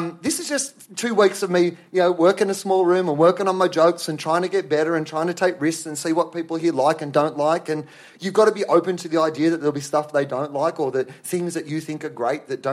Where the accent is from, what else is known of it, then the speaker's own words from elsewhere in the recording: Australia; I'm an Australian